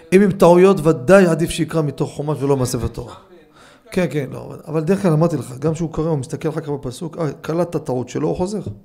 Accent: Jerusalem, Jerusalem District, Israel; אני מקטמונים.

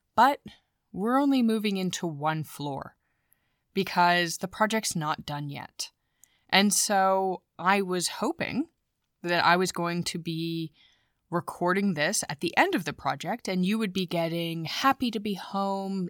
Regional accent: United States; moved away as an adult; now in Germany; I am an American.

